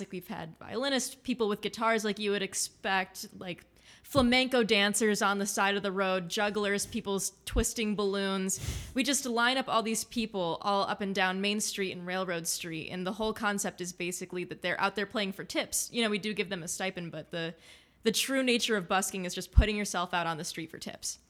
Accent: the Berkshires, Massachusetts, United States; I was born in the Berkshire, so I was here from my parents.

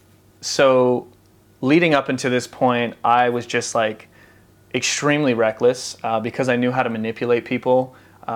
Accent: Maryland, United States; I grew up in Maryland.

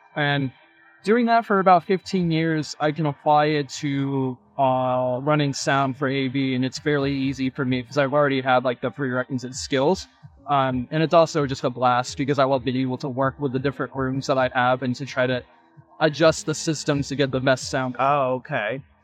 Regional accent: Florida, United States; I was born and raised in Florida

